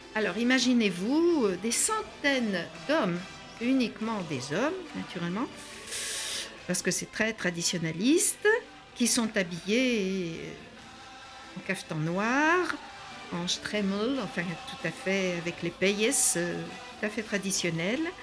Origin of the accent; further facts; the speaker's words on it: France; chez nous, en France